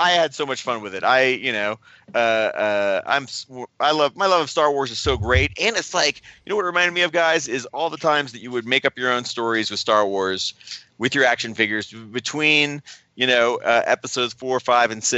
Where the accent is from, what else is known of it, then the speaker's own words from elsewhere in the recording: Ohio, United States; moved away; guys that I grew up with in Ohio